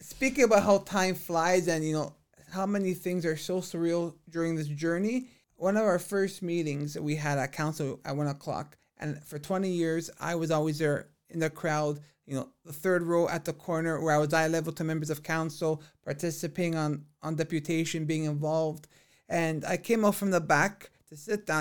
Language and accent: English; Vaughan, Ontario, Canada; growing up in Vaughan has been a blessing of my life.